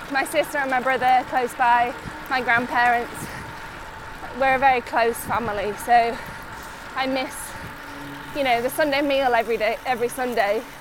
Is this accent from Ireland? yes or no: no; Yorkshire, United Kingdom; I'm really lucky that I come from Yorkshire because it's so popular now.